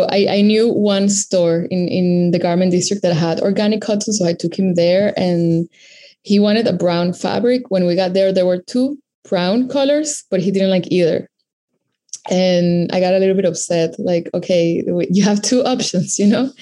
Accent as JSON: {"language": "English", "country": "Venezuela", "tie": "born or raised there", "also_born_or_lived": "Caracas, Venezuela", "moved": "as an adult", "lives_now": "New York City, United States", "said": "I am based in New York City, but I was born and raised in Venezuela."}